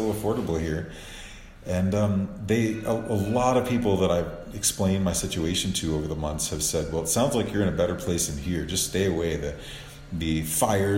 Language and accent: English; New Orleans, Louisiana, United States; now in Cuenca, Ecuador; I'm from the South. I'm from New Orleans originally